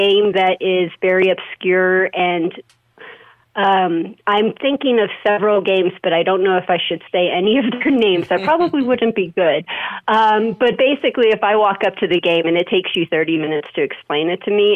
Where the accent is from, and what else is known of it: Las Vegas, Nevada, United States; born or raised there